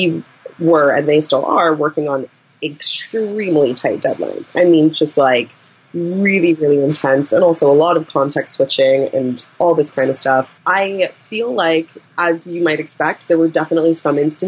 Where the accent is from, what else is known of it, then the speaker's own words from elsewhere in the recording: United States; moved away as an adult; now in United Kingdom; as an American working in a British workplace